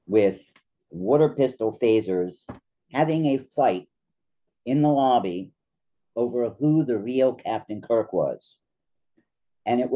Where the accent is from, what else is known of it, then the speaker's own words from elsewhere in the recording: New Jersey, United States; I grew up in New Jersey